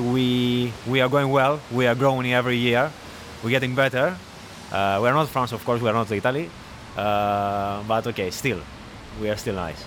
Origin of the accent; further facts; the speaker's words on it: Greece; moved away; I am from Greece